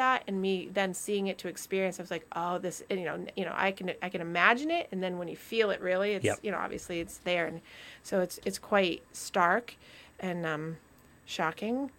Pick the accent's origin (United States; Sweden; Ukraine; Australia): United States; Vermont; moved away; my state, my home state